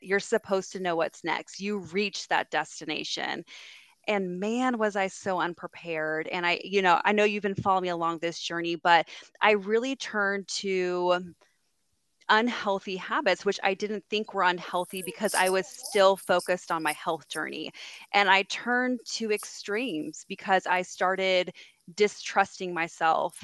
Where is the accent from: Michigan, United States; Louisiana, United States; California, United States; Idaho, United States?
California, United States; San Diego; now in Greenville, United States; I was born and raised in San Diego, California, and um, I now live in Greenville, South Carolina